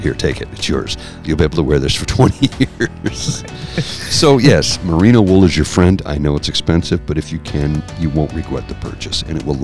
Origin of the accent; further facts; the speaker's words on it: Canada; I'm Canadian